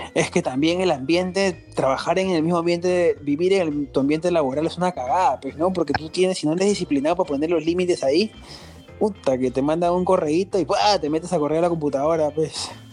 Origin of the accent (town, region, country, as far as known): Peru